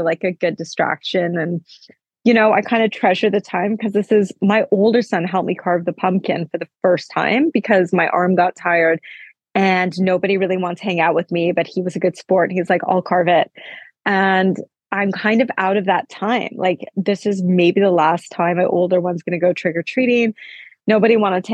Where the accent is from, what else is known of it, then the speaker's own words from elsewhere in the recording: Canada; now in Oslo, Norway; I'm Canadian